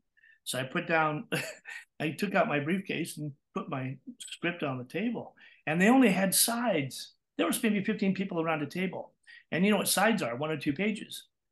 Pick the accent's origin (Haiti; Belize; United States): United States; Texas; accent: Texas; And I was originally from Texas. So I started out with a Texas accent, of course.